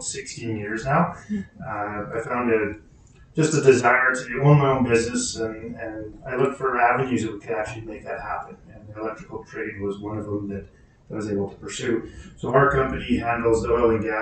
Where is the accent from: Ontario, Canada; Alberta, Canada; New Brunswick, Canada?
Alberta, Canada; Hanna, southern; now in Hinton, Canada; I grew up in Hannon, so southern Alberta, was used to the Chinooks